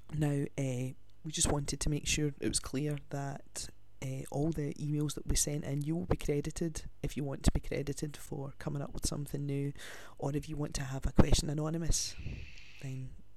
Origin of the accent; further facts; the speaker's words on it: Glasgow, Scotland, United Kingdom; I'm from Glasgow in Scotland.